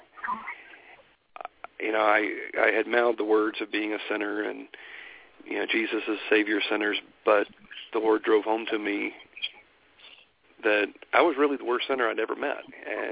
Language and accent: English; Statesboro, Georgia, United States; moved away as an adult; now in Utah, United States; I grew up in Statesboro, Georgia, right in the middle of the Bible Belt there